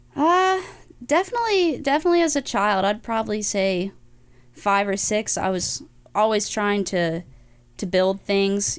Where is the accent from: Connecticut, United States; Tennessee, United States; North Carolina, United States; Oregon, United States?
North Carolina, United States; Greenville; moved away; I'm from Greenville, North Carolina originally